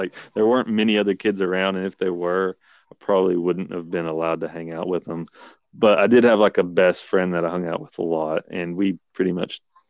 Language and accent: English; Tennessee, United States; I'm from Tennessee